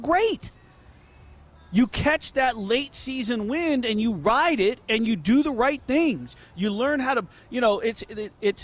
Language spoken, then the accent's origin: English; New York, United States; also born or lived in New Jersey; I was born in New York, raised in the streets